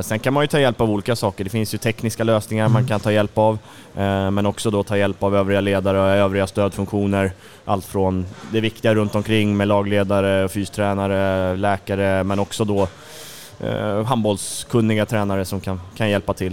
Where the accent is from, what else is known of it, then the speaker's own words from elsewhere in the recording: Tumba, Stockholm County, Sweden; moved away as an adult; now in Karlskrona, Sweden; Jag är som sagt från södra Stockholm, ursprungligen från Tumba då, så jag har mina, mina första handbollsår i, i den fina eh, IFK Tumba-familjen